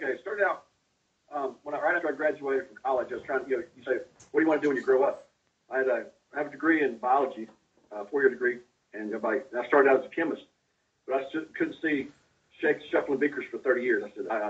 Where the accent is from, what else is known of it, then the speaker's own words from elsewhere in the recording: High Point, North Carolina, United States; moved away as an adult; also born or lived in Eglin Air Force Base, Florida; now in Tennessee, United States; I can say I'm actually from North Carolina, High Point area, just the center of the state. Greensboro area, Greensboro-Winston, right in the center of the state, so I consider myself a North Carolinian growing up most of my life there in High Point.